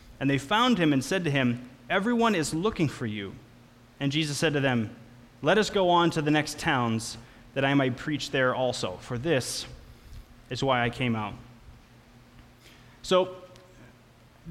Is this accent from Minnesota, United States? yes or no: yes; Litchfield, Minnesota, United States; I grew up with him in Litchfield, Minnesota